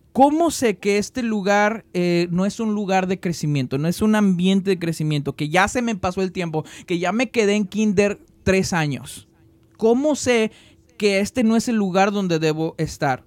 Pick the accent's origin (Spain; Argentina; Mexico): Mexico; now in United States; que no somos este, estadounidenses, pero somos mexicanos, extrañamos nuestra patria, amamos nuestra patria